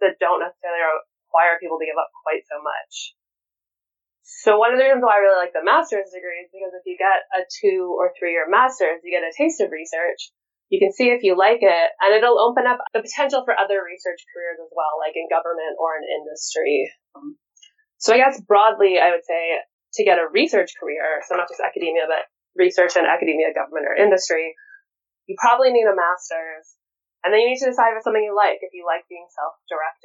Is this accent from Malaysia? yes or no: no; Winnipeg, Manitoba, Canada; moved away as an adult; I actually got to come back to Winnipeg, which is where I'm from, to actually work at a university in my hometown